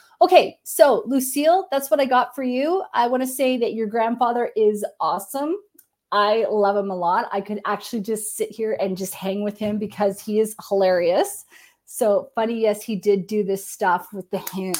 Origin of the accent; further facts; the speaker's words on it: Canada; I'm Canadian